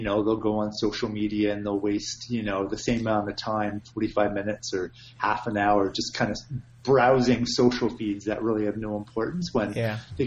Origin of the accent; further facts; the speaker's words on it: Canada; being Canadian